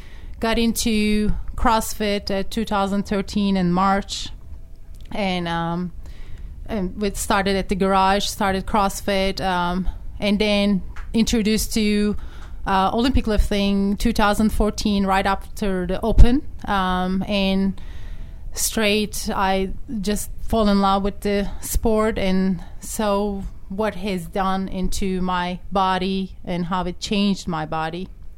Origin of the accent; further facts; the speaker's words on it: Turkey; English is a second language; moved away as an adult; now in United States; I'm from Turkey originally. I came to the United States when I was 21 years old.